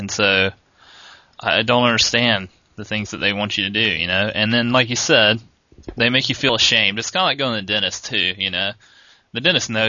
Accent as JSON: {"language": "English", "town": "North Augusta", "region": "South Carolina", "country": "United States", "tie": "born or raised there", "moved": "yes", "said": "I grew up in North Augusta, South Carolina, which is near Augusta, Georgia"}